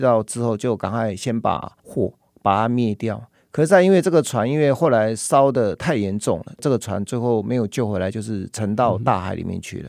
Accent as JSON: {"language": "Chinese", "country": "Taiwan", "said": "在台湾的我们东北角"}